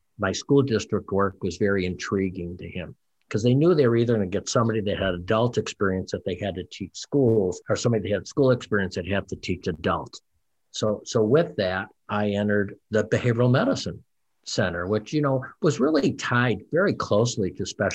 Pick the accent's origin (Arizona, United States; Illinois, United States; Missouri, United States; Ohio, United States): Illinois, United States; La Grange; moved away; also born or lived in Rock County, Wisconsin; I'm from LaGrange.